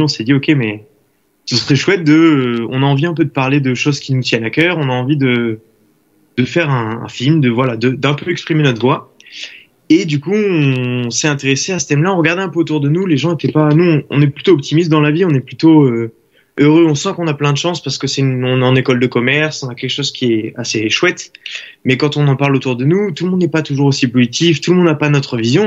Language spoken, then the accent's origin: French; Saint-Médard-en-Jalles, Nouvelle-Aquitaine, France; moved away as an adult; now in Lyon, France; je viens de Saint-Médard-en-Jalde, du coup ben, en bordure de Bordeaux, et je suis étudiant actuellement à Lyon